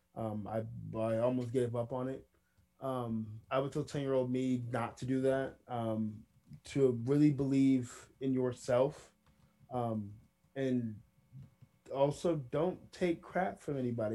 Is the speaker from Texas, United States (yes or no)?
no; Villa Rica, Georgia, United States; my hometown, which is Villa Rica, Georgia